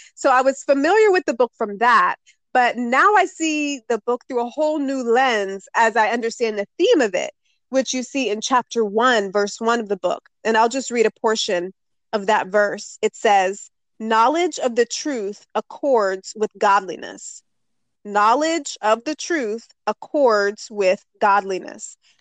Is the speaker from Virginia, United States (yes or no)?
yes; Northern Virginia, United States; I was born and raised in Northern Virginia. I'm still here now.